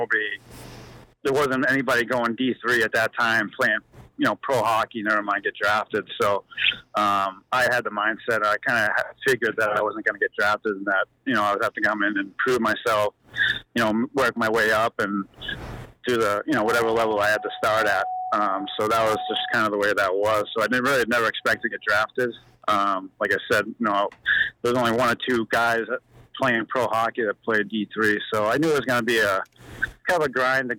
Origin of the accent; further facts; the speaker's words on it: Waltham, Massachusetts, United States; also born or lived in Chelmsford, Massachusetts; I grew up in Waltham, Massachusetts, and then I moved to Chelmsford when I was 12.